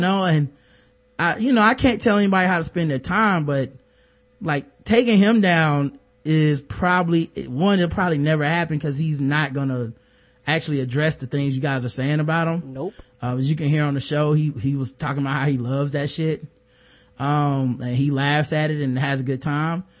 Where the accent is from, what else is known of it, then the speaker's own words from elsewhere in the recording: the South, United States; I'm from the South